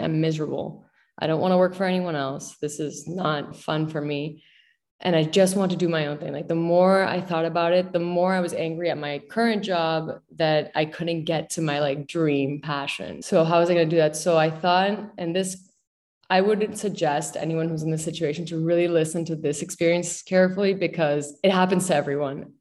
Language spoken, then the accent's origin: English; Miami, Florida, United States; also born or lived in Mexico City, Mexico; now in New York City, United States; I grew up in Miami.